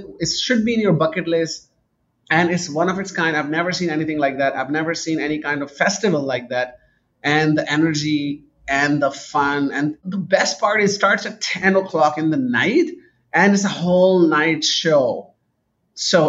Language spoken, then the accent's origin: English; Karachi, Sindh, Pakistan; moved away as an adult; also born or lived in United Kingdom / Canada; Pakistan is a very interesting place. I grew up there